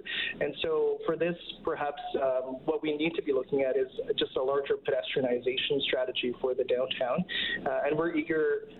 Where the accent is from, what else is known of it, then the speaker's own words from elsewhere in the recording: Winnipeg, Manitoba, Canada; now in Edmonton, Canada; I'm from Winnipeg, Manitoba